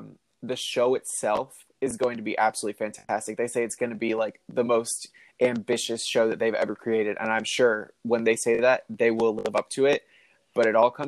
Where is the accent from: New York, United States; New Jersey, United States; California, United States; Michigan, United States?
New Jersey, United States; No, I'm actually from New Jersey, but I visit a lot.